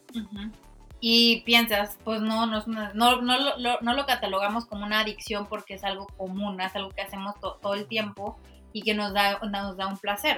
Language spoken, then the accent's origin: Spanish; Mexico; como mexicanos